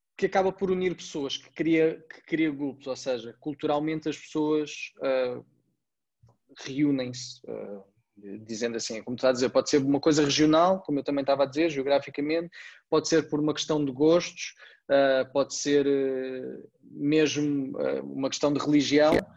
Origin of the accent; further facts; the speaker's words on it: Portugal; nós somos portugueses